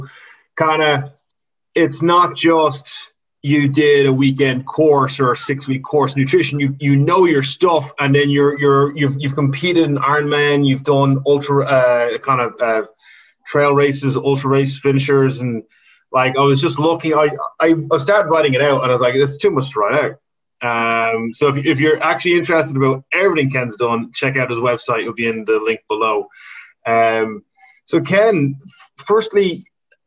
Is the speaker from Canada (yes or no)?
no; Ireland; we're Irish